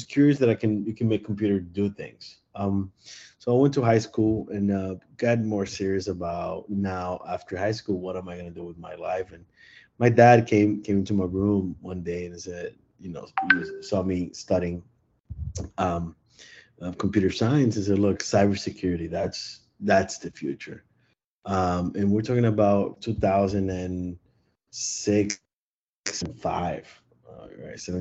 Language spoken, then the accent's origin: English; Miami, Florida, United States; I'm from Miami, and I was one of those kids